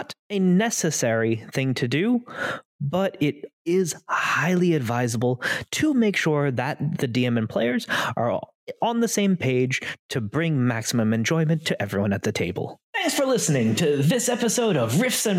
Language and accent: English; Florida, United States; I grew up in Florida